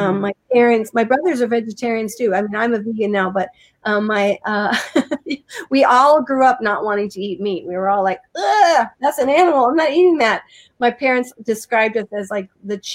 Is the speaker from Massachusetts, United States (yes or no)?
no; Fruita, Colorado, United States; moved away as an adult; also born or lived in Utah; I grew up in a little town in Colorado called Fruta, Colorado